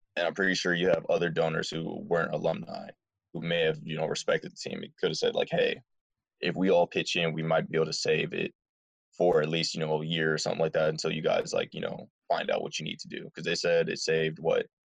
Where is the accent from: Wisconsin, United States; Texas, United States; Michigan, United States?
Michigan, United States; Dearborn; I'm originally from Dearborn, Michigan